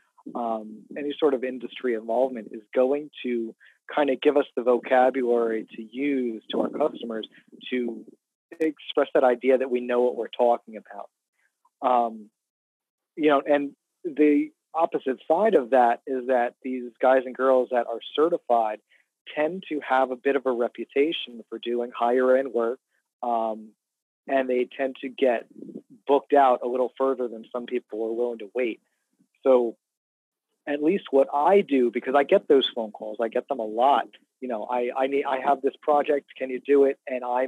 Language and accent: English; Jersey Shore, New Jersey, United States; I'm from the Jersey Shore. I live in South Jersey.